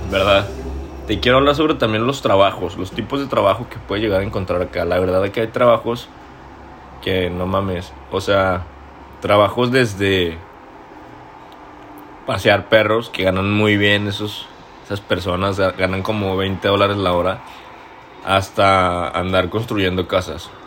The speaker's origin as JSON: {"language": "Spanish", "town": "Torreón", "region": "Coahuila", "country": "Mexico", "lives_now": "Toronto, Canada", "said": "Tengo 24 años, soy lagunero, soy de Coahuila, norteño, orgullosamente del norte, cabrón pero sobre todo soy mexicano, así como tú y como muchas personas que espero nos estén escuchando el día de hoy. Actualmente vivo en Toronto, Canadá."}